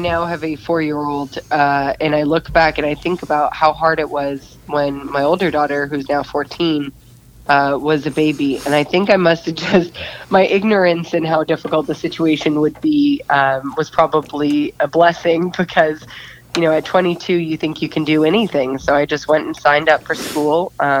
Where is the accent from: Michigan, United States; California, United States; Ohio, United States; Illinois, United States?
California, United States; Bay Area; I grew up in the Bay Area and we have San Quentin State Prison here.